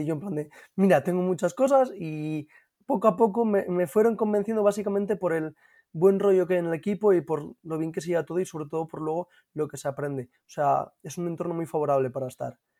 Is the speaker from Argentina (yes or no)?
no; Gijón, Asturias, Spain; yo soy de Gijón y nací en Cabuñes